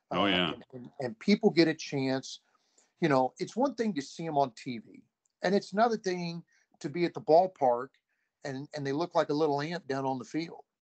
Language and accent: English; Ohio, United States; I grew up near Cincinnati, so I've always been a Reds fan.